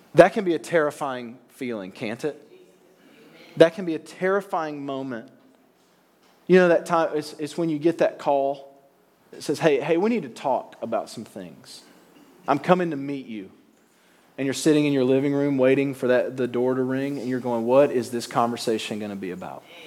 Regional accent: Alabama, United States; now in New York, United States; I grew up in Alabama. You can probably hear it coming out of my mouth a little bit. I'm not from around here.

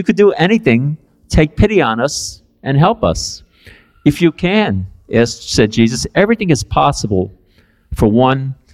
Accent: New York City, New York, United States; I grew up in East Harlem, Spanish Harlem, El Barrio, on 110th Street and 2nd Avenue. That's where I'm from

